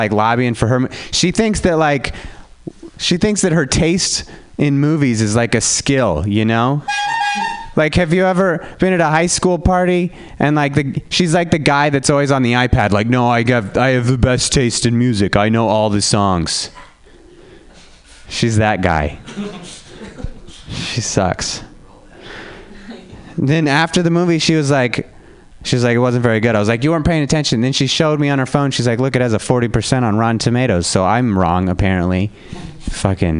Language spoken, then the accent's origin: English; Reno, Nevada, United States; now in San Francisco, United States; I'm from Reno, Nevada